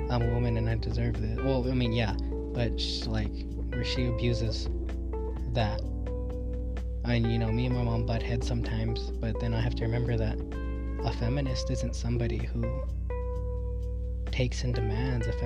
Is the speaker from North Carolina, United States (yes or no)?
yes; North Carolina, United States; growing up in North Carolina, I mean, I've never met one person there that wasn't racist towards Mexicans.